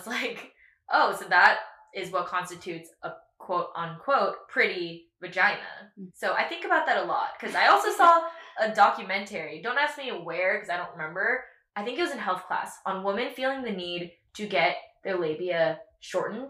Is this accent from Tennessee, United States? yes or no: no; Katy, Texas, United States; I grew up in Katy, Texas